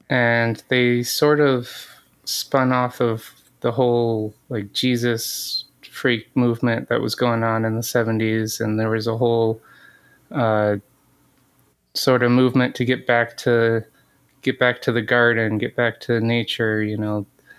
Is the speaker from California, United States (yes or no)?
yes; north of Redding, Northern California, United States; moved away as an adult; also born or lived in Michigan / Detroit, Michigan; now in Battle Creek, United States; I was born in Michigan and my whole family's from here. But my mom actually raised my sister and I in California. Oh. So I grew up in Northern California.